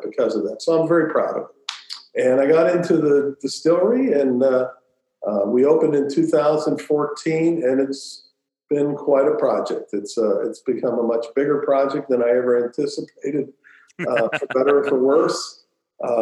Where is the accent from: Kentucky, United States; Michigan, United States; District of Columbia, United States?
Kentucky, United States; Louisville; I grew up in Louisville